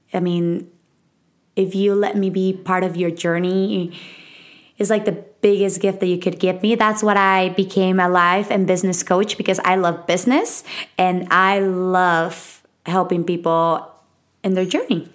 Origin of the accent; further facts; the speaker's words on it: Mexico City, Mexico; accent: Mexican; English is a second language; moved away; I was raised in Mexico City. I was born and raised there